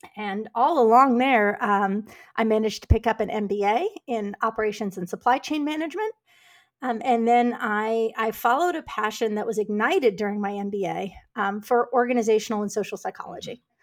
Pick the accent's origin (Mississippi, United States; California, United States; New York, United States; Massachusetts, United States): New York, United States; New York City; moved away as an adult; now in Houston, United States; I grew up in New York City